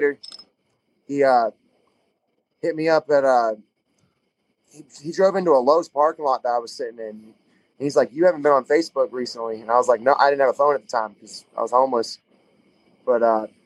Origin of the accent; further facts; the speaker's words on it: Florida, United States; where I grew up in Florida, like you either worked on shrimp boats or you sold dope.